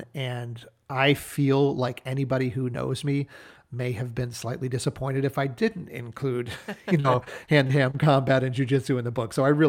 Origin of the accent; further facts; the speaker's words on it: New Hampshire, United States; that setting is the house that I grew up in New Hampshire, including the barn where my parents had an antique business for a number of years.